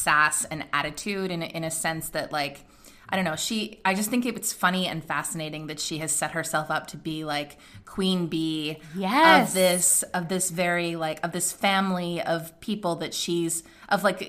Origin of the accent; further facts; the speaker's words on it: Swarthmore, Pennsylvania, United States; I grew up in Swarthmore